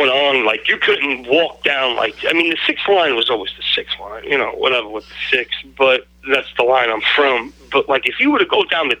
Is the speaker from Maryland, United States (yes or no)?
no; New York City, New York, United States; I'm born and raised in the boogie down Bronx